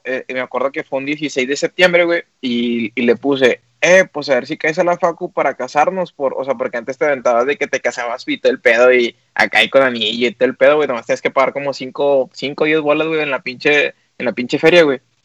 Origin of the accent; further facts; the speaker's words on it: Monterrey, Nuevo León, Mexico; somos regios